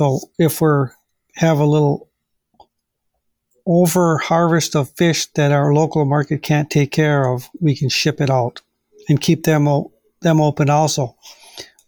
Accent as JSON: {"language": "English", "country": "United States", "tie": "born or raised there", "said": "eat fish that's right back in my hometown"}